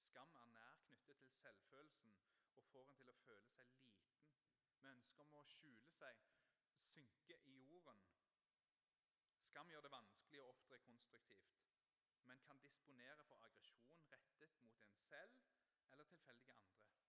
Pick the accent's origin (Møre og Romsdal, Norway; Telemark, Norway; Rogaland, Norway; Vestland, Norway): Rogaland, Norway; Ryfylke; jeg er oppvokst på Fågen i Ryfylke, og det er nynorsk land